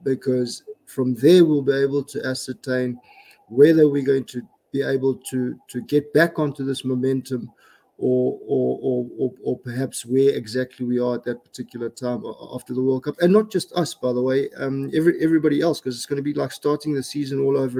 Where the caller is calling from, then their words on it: Pretoria, Gauteng, South Africa; I'm joining you from Pretoria in South Africa, Harry.